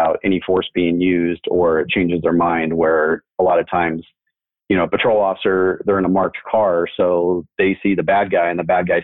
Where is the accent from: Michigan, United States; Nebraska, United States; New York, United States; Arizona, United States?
Arizona, United States; Mesa; I grew up here in Mesa